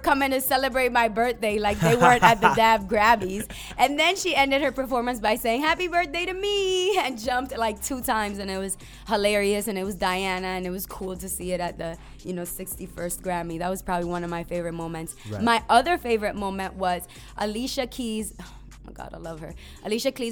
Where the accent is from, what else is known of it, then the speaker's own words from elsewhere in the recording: U.S. Virgin Islands; also born or lived in Puerto Rico; now in United States; I grew up in the Caribbean. So I'm Puerto Rican. I identify as a black woman and I'm Puerto Rican. And I'm Cruzan. That's where my culture is from, VI